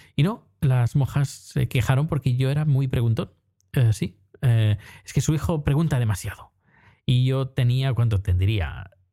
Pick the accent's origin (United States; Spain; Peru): Spain; Terrassa, Catalonia; cuando era pequeño, en EGB, cuando existía EGB, y creo que iba a tercero o cuarto de EGB, pues nos llevaron al ayuntamiento de Tarrasa